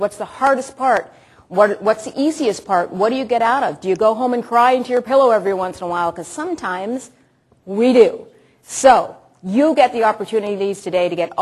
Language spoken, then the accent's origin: English; Toronto, Ontario, Canada; also born or lived in Ottawa; I grew up in Malvern.